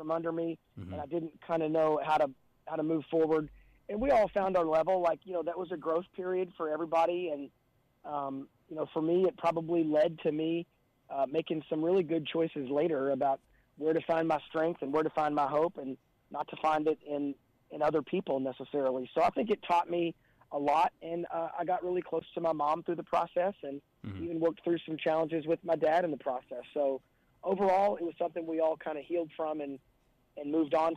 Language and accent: English; Louisville, Kentucky, United States; I grew up in Louisville, Kentucky, and was the youngest of four kids